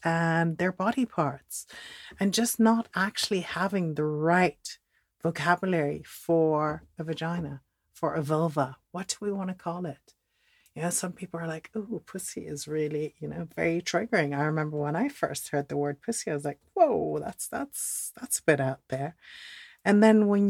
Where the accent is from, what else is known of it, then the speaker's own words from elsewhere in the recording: Netherlands; also born or lived in Switzerland; now in United Kingdom; I'm Dutch